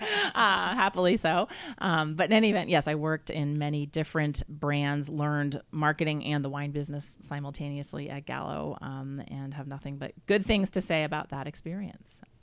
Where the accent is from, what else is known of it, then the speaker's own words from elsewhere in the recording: Vermont, United States; moved away as an adult; now in California, United States; I grew up in Vermont.